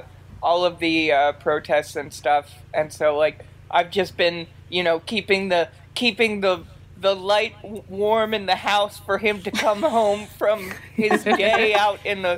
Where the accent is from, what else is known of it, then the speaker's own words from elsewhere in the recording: Baltimore, Maryland, United States; moved away; Linus is from Baltimore, like me. We're originally from Baltimore.